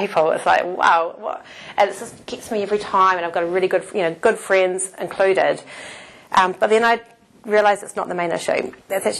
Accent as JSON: {"language": "English", "town": "Palmerston North", "region": "Manawatū-Whanganui", "country": "New Zealand", "also_born_or_lived": "Auckland / Japan", "moved": "as an adult", "said": "I was from Palmerston North. I went to Auckland."}